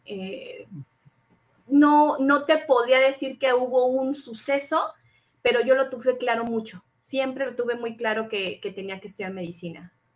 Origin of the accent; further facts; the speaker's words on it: Durango, Mexico; also born or lived in Mexico City; tuvimos que mudarnos precisamente de la Ciudad de México a Durango